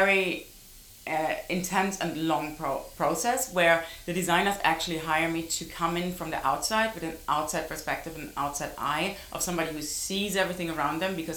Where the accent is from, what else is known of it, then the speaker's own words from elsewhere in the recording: Heidelberg, Baden-Württemberg, Germany; moved away; I came from Heidelberg, a small town in Germany.